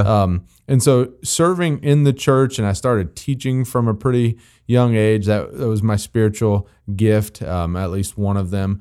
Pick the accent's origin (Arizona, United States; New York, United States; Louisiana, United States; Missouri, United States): Missouri, United States; I'm from Missouri